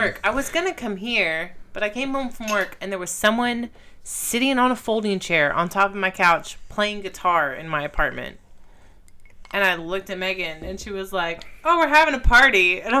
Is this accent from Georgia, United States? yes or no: no; Texas, United States; where I grew up out in Podunk, you know, itty bitty Texas.